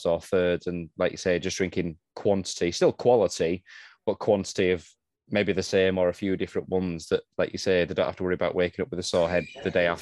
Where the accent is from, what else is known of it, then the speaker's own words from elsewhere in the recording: United Kingdom; being British